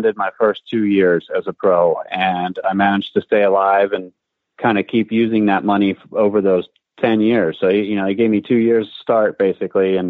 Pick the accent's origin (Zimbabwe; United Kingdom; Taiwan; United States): United States; Philadelphia, Pennsylvania; I had my two guys that were the head and assistant pro where I grew up in Philadelphia